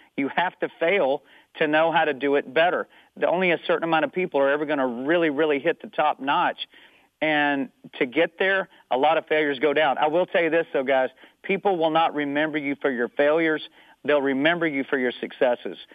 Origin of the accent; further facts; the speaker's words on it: Amarillo, Texas, United States; moved away; also born or lived in Tennessee; I grew up in Amarillo, Texas, which is up in the panhandle of Texas